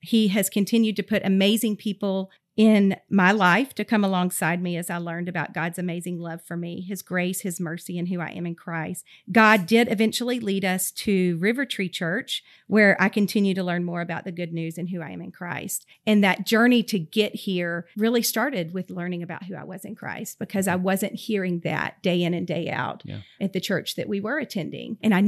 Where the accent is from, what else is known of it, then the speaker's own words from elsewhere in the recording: Georgia, United States; also born or lived in Kentucky; I was born in Kentucky. I am the second oldest of 6 children. I have 4 sisters and 1 brother. I'm an Army brat, so I really grew up all over the place, but I consider Georgia home.